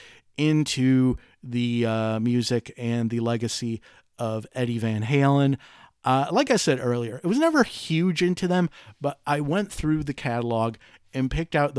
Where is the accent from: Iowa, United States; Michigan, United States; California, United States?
Michigan, United States; Detroit; I'm from Detroit